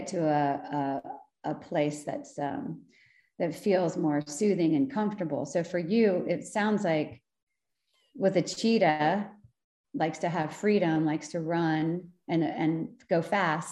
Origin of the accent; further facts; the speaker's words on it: Bucks County, Pennsylvania, United States; I grew up in Bucks County